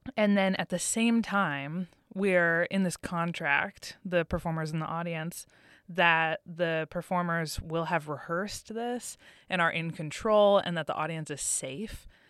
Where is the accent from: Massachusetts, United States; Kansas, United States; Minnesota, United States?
Massachusetts, United States; I'm from Massachusetts